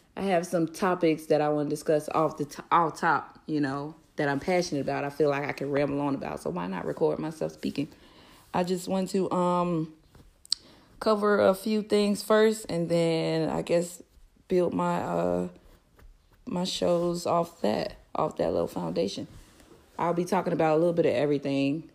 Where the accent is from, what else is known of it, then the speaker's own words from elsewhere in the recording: Florida, United States; moved away as an adult; also born or lived in Fort Lauderdale / Tallahassee; I'm from Florida. I lived in Fort Lauderdale and Tallahassee all of my life, um, between the two cities